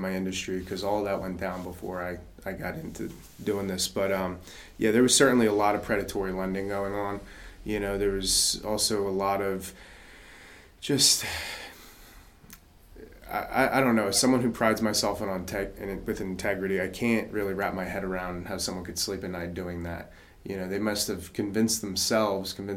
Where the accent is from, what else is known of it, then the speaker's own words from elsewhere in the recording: New Jersey, United States; now in North Carolina, United States; my home state, New Jersey